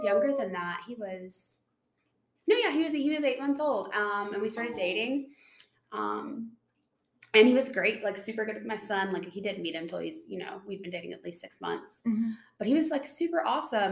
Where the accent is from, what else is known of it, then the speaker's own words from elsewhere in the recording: Tennessee, United States; I'm from Tennessee.